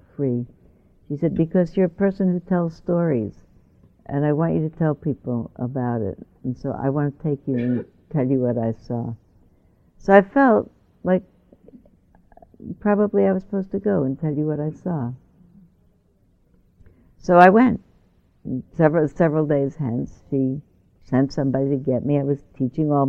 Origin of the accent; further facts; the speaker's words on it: New York, United States; moved away; I grew up in New York, but I left New York before the buildings were built.